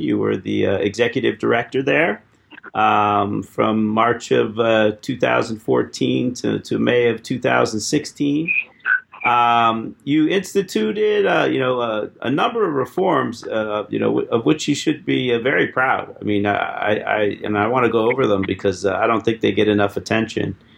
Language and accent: English; Erie, Pennsylvania, United States; from my hometown, Erie, PA.